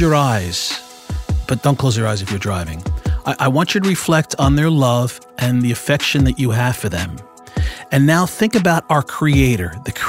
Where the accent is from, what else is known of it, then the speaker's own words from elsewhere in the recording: Italy; Well, you know, I mentioned in other podcasts that I'm from Italy, so we always do things a little bit backwards.